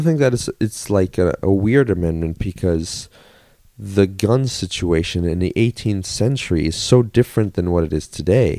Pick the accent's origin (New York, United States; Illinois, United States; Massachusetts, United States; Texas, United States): New York, United States; moved away as an adult; I grew up, uh, near New York